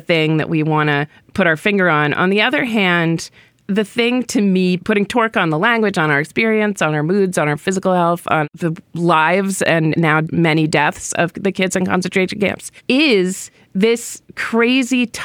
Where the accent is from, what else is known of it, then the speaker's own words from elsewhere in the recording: New Hampshire, United States; I grew up in New Hampshire